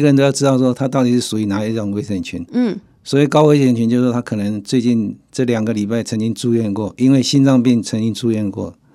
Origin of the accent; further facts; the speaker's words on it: Taiwan; 我们台湾人